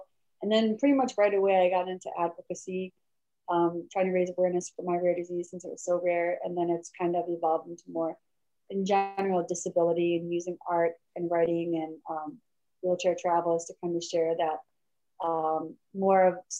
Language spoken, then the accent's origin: English; Michigan, United States; moved away as an adult; also born or lived in South Korea; now in California, United States; I wasn't born in Michigan. I was raised in Michigan to my adoptive family, Michigan.